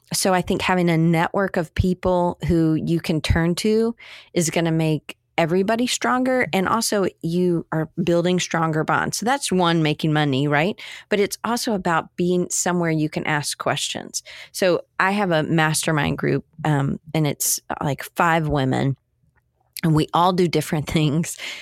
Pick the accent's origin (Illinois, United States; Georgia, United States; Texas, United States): Georgia, United States; Atlanta; I grew up in Atlanta.